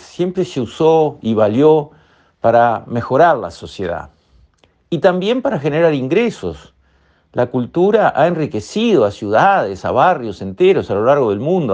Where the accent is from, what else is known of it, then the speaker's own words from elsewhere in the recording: Uruguay; a todo el Uruguay le hace bien ir a rescatar nuestros valores culturales